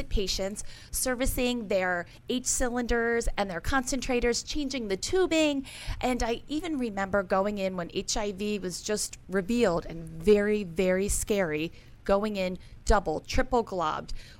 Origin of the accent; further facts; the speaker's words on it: Forest Hill, Maryland, United States; I'm originally from Forest Hill, Maryland